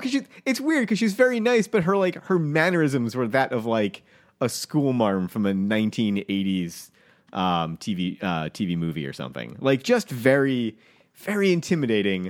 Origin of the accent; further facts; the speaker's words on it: New England, United States; I was raised in New England.